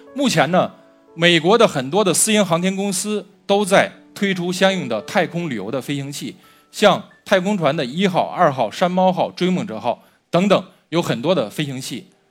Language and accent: Chinese; China; 我们中国人自古就有飞天的梦想